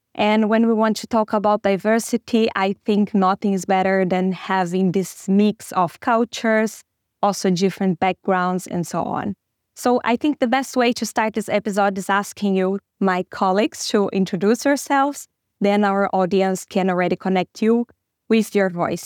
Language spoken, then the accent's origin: English; Brazil; moved away as an adult; now in Germany; I came from Brazil, and I moved to Germany like two and a half years ago